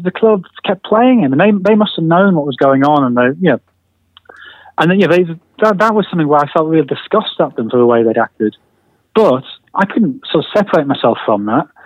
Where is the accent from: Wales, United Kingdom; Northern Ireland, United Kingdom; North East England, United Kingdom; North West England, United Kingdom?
North East England, United Kingdom; Sunderland; moved away as an adult; now in London, United Kingdom; I moved to London from Sunderland 20 years ago, and London's so big and so busy.